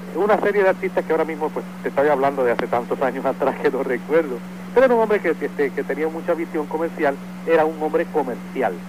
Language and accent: Spanish; San Juan, Puerto Rico; born or raised there; also born or lived in Río Piedras, Puerto Rico